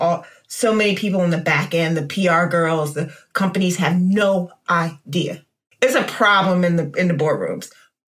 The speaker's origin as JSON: {"language": "English", "town": "Washington", "region": "District of Columbia", "country": "United States", "tie": "born or raised there", "said": "I have my own stories about growing up in Chocolate City and being a Black girl that looked not Black with blonde hair"}